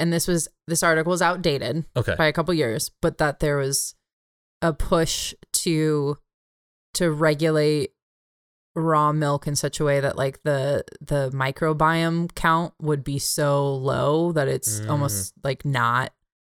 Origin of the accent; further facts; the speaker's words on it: California, United States; my home state of California.